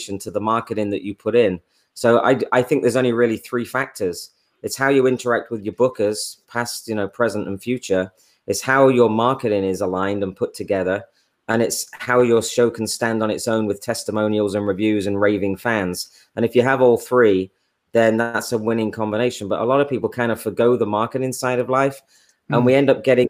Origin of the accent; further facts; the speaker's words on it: England, United Kingdom; now in United States; I'm English